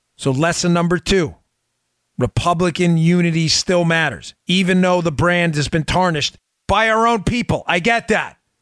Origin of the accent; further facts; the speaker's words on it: New York City, New York, United States; I grew up in Queens, New York